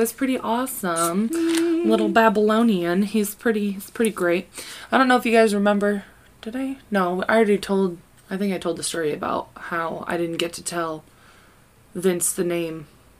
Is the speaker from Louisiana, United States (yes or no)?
no; Kansas, United States; We are from Kansas.